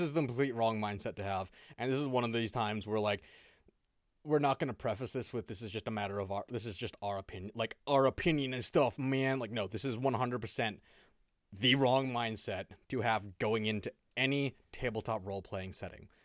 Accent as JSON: {"language": "English", "country": "United States", "said": "I'm still American"}